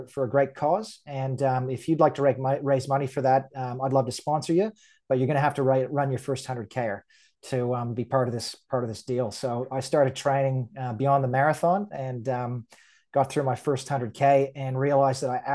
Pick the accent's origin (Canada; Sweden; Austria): Canada; rural Ontario; moved away as an adult; now in Queensland, Australia; I grew up in a small town in country rural Ontario outside of the capital